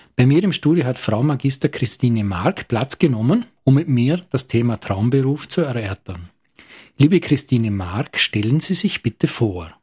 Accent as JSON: {"language": "German", "town": "Lustenau", "region": "Vorarlberg", "country": "Austria", "tie": "born or raised there", "said": "Als geborener und sozialisierter Lustenauer"}